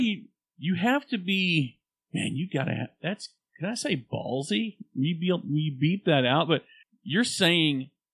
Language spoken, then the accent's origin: English; United States; I'm an American